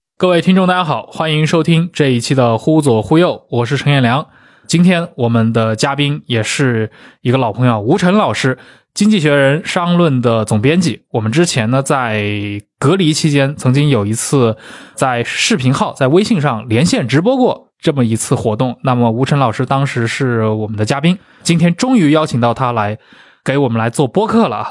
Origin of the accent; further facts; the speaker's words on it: China; 我们作为中国人